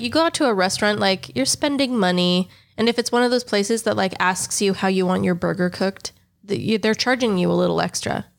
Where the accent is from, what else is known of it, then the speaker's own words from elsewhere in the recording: United States; now in Texas, United States; I am an American